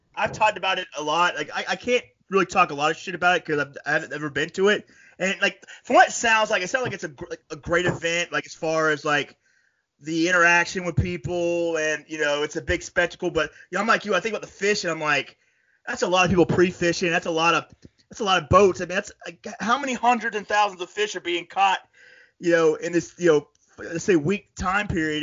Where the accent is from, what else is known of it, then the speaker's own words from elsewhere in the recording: Florida, United States; also born or lived in upstate New York; now in New York, United States; I'm from Florida originally